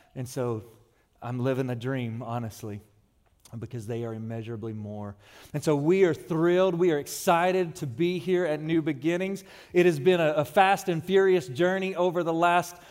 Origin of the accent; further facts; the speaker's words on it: Odessa, Texas, United States; moved away; I'm from West Texas, Odessa to be more specific, where it is hot.